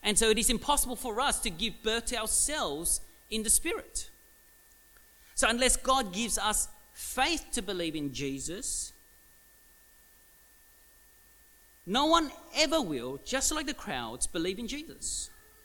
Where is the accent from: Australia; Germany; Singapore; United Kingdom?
Australia; Melbourne, Victoria; I was actually born in Williamstown, Williamstown Hospital, about, 20 k's from here.